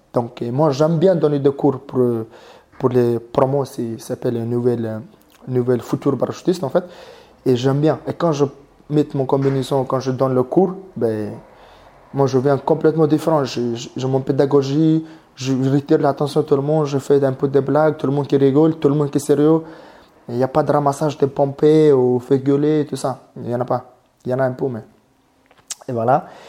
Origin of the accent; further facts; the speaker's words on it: Mongolia; French is a second language; moved away as an adult; now in Calvi, France; je viens de Mongolie